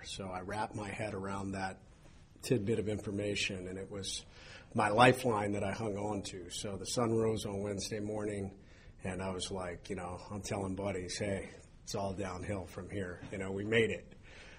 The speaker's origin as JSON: {"language": "English", "town": "Coshocton", "region": "Ohio", "country": "United States", "tie": "born or raised there", "said": "I was born in Ohio, a little town kind of southeast of Columbus, Coshocton, Ohio"}